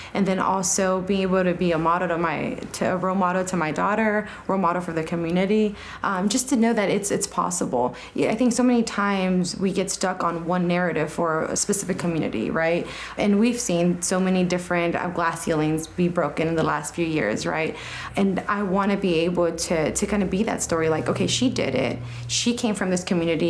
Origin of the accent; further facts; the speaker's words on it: Los Angeles, California, United States; growing up in South Central Los Angeles